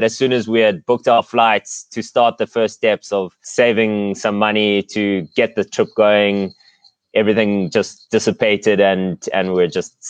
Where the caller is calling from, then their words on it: Eastern Cape, South Africa; Sunny but chilly South Africa, on the coast in the Eastern Cape.